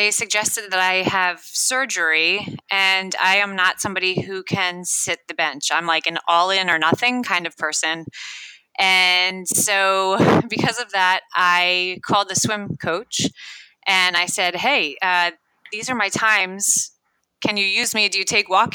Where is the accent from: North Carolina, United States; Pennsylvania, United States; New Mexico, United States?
Pennsylvania, United States; I was born in Pennsylvania